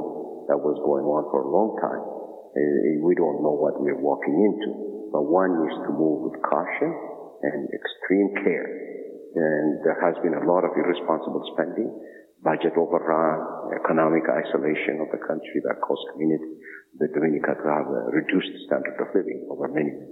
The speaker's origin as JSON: {"language": "English", "country": "Ethiopia", "moved": "yes", "said": "I'm from Ethiopia"}